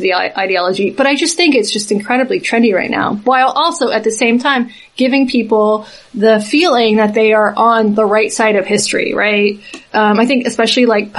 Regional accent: Southeast, United States; I'm from the Southeast. But when I was in high school, the dominant culture was conservative

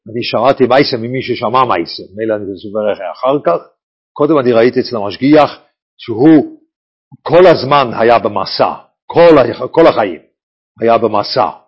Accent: Bnei Brak, Tel Aviv District, Israel; אני נולדתי בבני ברק

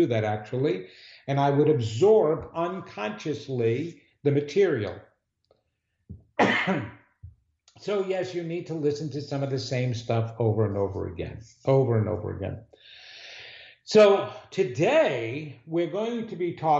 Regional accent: New York City, New York, United States; I'm a New Yorker

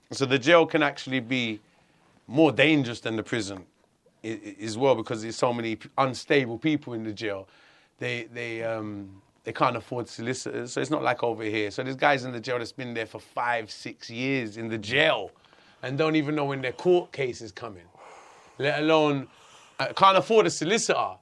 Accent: London, United Kingdom; I grew up in Hackney, a, a very multicultural area

